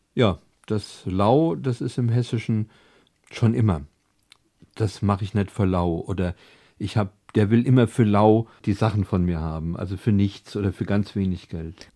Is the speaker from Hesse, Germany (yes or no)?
yes; Frankfurt, Hesse, Germany; Wir Frankfurter